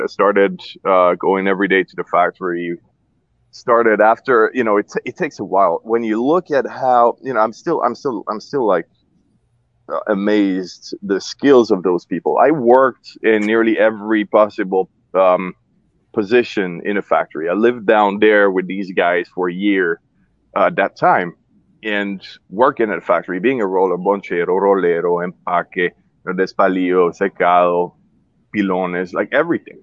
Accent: Geneva, Switzerland; also born or lived in Zurich, Switzerland; I was born in Zurich, uh, Switzerland, and then uh, moved when I was like a tiny kid, year and a half or something, to Geneva. So basically, grew up in Geneva, Switzerland

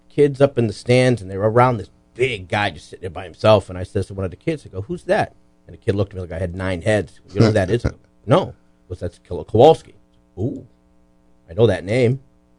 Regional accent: Lynn, Massachusetts, United States; I grew up in Lynn, Massachusetts.

